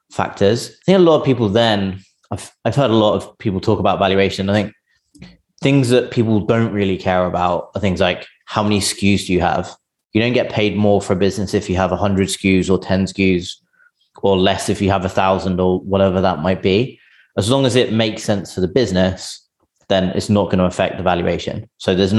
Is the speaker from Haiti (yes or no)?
no; England, United Kingdom; now in San Francisco, United States; I'm English, but I'm based in San Francisco